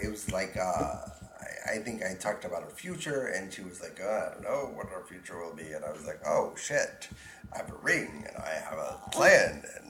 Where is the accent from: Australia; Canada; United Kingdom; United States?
United States; Arkansas; I was a bumpkin from Arkansas